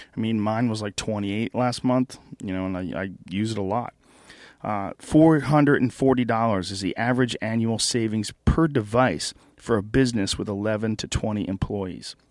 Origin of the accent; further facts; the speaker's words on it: New Jersey, United States; moved away; also born or lived in Boston / New Rochelle, New York; I was born in New Jersey.